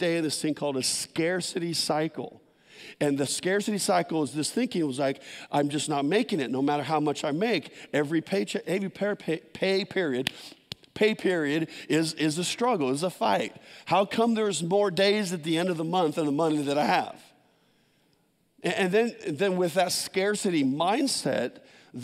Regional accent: San Jose, California, United States; I grew up in San Jose, all concrete, no gardens

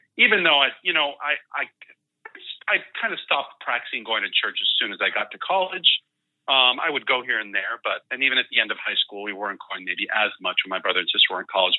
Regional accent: El Centro, California, United States; first language Spanish; English is a second language; also born or lived in Mexico City, Mexico / Puerto Rico; I moved to El Centro, California, just before turning three

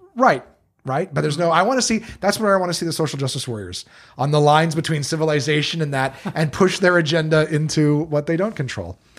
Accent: Ottawa, Ontario, Canada; I'm from Ottawa.

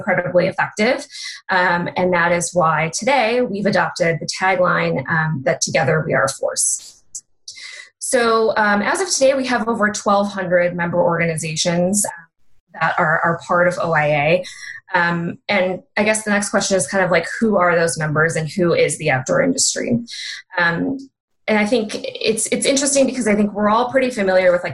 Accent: Chicago area, Illinois, United States; moved away as an adult; now in Boulder, United States; I grew up near the Chicago area

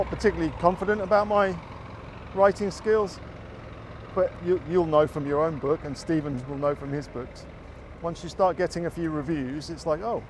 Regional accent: England, United Kingdom; UK is not making it easy for us, even though I'm English.

